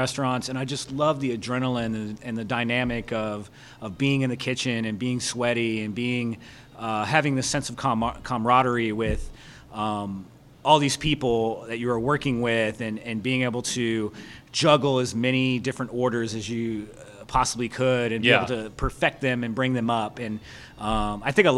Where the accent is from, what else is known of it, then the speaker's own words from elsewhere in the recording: Louisville, Kentucky, United States; also born or lived in Portland; now in Raleigh, United States; I grew up in Louisville, Kentucky